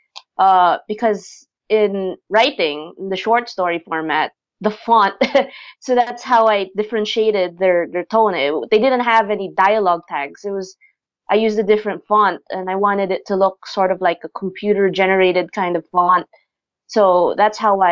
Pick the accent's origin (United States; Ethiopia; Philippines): Philippines; I myself am Filipina, so I grew up here in the Philippines.